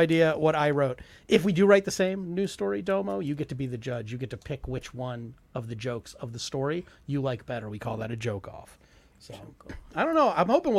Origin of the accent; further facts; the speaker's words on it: United States; Yeah, right. I'm so American.